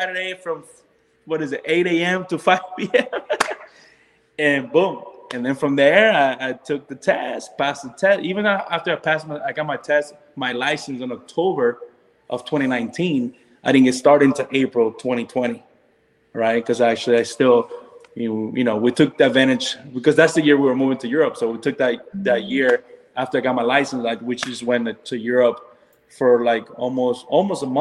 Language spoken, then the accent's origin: English; Orlando, Florida, United States; also born or lived in North Carolina; we're from Orlando. So all our families are here